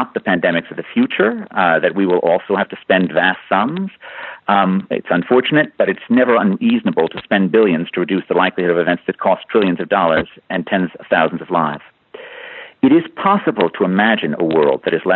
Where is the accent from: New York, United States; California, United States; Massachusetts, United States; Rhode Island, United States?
New York, United States; New York City; As a child growing up in New York City